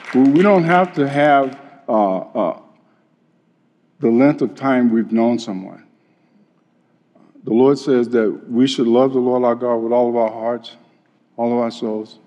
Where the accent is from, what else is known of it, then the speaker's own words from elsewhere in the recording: Chicago, Illinois, United States; when I was a kid growing up in Chicago